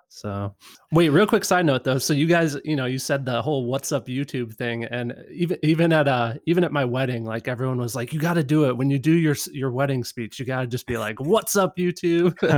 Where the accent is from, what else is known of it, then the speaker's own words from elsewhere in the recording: Midwest, United States; I grew up in the Midwest